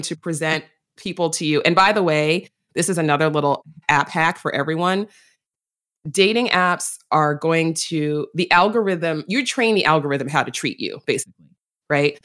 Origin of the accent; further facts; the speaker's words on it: New York City, New York, United States; I'm a native New Yorker, you know, like, I was born in Manhattan, I was raised in the Bronx